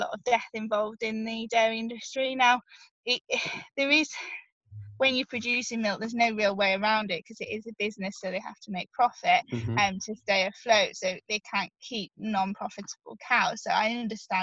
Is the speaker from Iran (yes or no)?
no; Yorkshire and the Humber, United Kingdom; I'm from Yorkshire, so I live near lots and lots of farms, so I could live at home